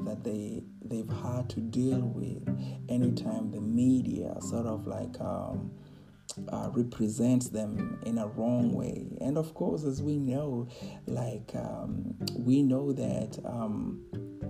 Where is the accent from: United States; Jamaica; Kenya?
Kenya; moved away as an adult; growing up in Kenya